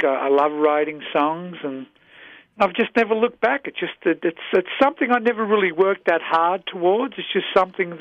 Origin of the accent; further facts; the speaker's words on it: Melbourne, Victoria, Australia; moved away as an adult; also born or lived in Chicago; now in United States; I was born and raised in Melbourne, Australia